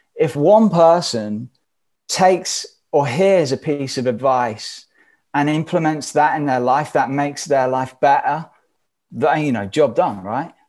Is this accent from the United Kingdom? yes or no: yes; England, United Kingdom; moved away as an adult; now in United States; I'm stood here living in America. We're from England.